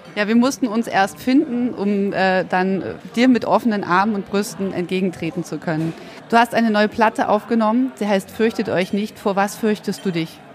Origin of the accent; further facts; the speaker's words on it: Ulm, Baden-Württemberg, Germany; in meiner Heimatstadt Ulm